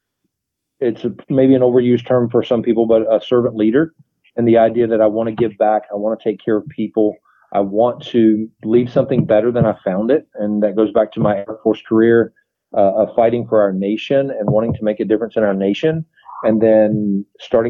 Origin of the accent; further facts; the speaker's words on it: North Carolina, United States; moved away as an adult; now in Colonial Heights, United States; I'm originally from North Carolina. I joined the military when I was 18 years old